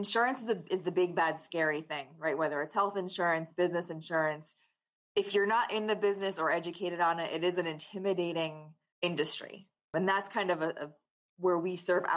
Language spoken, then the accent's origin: English; Danbury, Connecticut, United States; I'm born and raised in Danbury